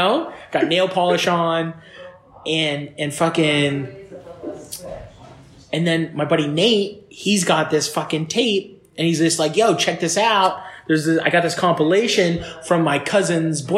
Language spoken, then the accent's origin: English; Fort Erie, Ontario, Canada; I grew up in Fort Erie. I moved to Fort Erie, Ontario